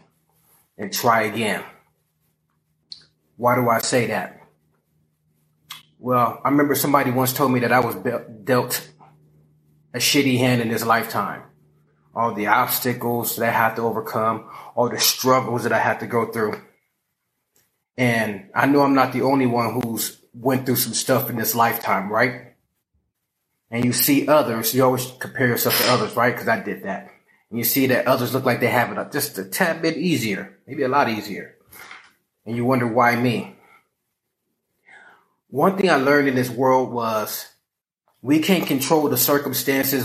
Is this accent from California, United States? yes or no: yes; Los Angeles, California, United States; I'm from South Central